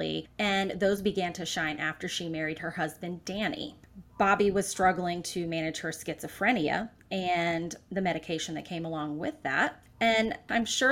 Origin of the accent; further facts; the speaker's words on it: Florida, United States; moved away as an adult; now in South Carolina, United States; I am from Florida, born and raised until about 22 years old, and then we were transplants into South Carolina